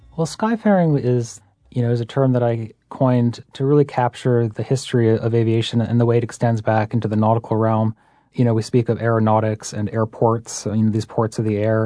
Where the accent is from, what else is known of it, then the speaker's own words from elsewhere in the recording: Massachusetts, United States; I grew up in Massachusetts.